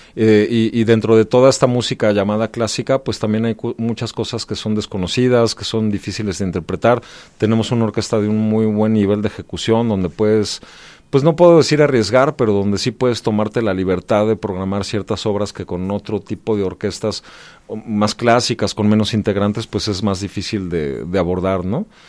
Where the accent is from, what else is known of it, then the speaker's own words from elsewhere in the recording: Mexico City, Mexico; soy de la Ciudad de México